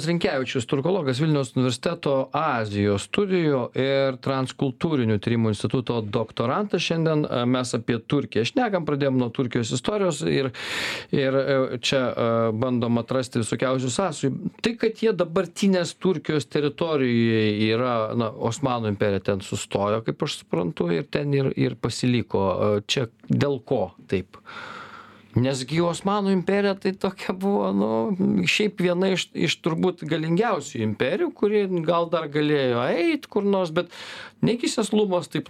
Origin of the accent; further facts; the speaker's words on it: Lithuania; mes patys tokie esam lietuviai